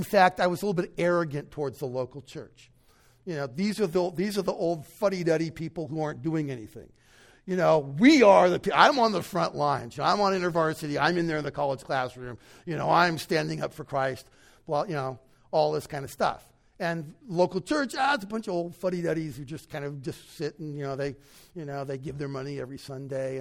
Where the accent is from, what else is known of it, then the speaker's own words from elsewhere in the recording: United States; an American born and bred, raised